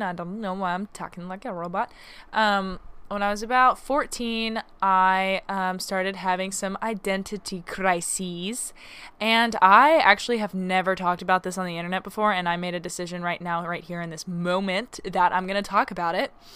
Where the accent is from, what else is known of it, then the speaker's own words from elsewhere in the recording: Arkansas, United States; growing up in Arkansas